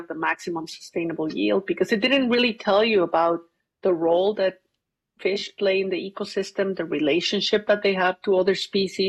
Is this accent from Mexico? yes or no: yes; Mexico City, Mexico; also born or lived in Cuernavaca, Morelos, Mexico; I grew up in Mexico City until I was 10 years old